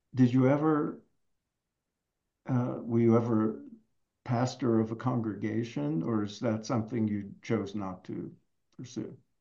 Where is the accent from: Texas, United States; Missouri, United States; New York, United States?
New York, United States; I grew up in in New York